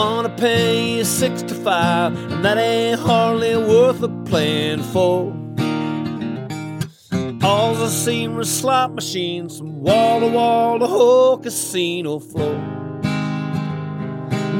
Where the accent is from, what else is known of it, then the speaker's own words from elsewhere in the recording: Alberta, Canada; we're both from Alberta